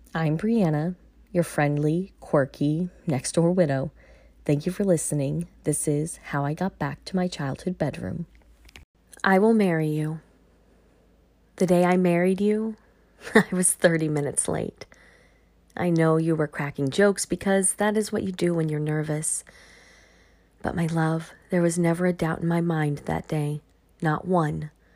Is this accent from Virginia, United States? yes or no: yes; Virginia, United States; moved away as an adult; Moving back to V A is never something I thought I would do. While I'm still adjusting to a new way of life, I have definitely found a rhythm and am truly starting to embrace being back in my hometown